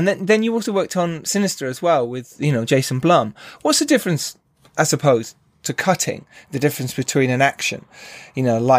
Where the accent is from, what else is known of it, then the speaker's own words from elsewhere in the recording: United Kingdom; because we're British, we kind of go